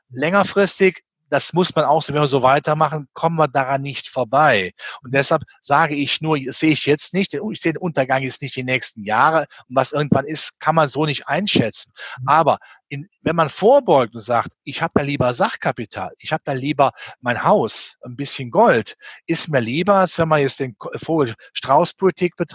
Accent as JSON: {"language": "German", "region": "Rhineland", "country": "Germany", "said": "Ich bin ein Rheinländer und mein Motto war immer, es hätte ne immer Joti Jange, sagt der Rheinländer."}